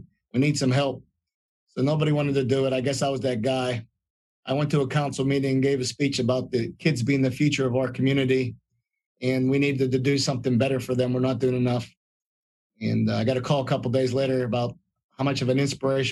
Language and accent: English; Clairton, Pennsylvania, United States; I was born and raised in Clairton, and I came from an average to a poor type family